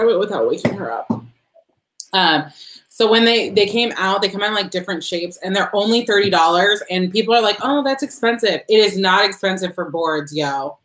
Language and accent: English; United States; I've been told that I speak French like an American, and I'm like, oh, I am